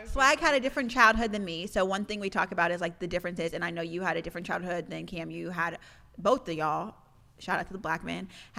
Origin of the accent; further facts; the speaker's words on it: Lee's Summit, Missouri, United States; moved away as an adult; also born or lived in Texas; where I'm literally from Lee Summit, Missouri, which is like the suburbs. There was only 4 black families where I'm from.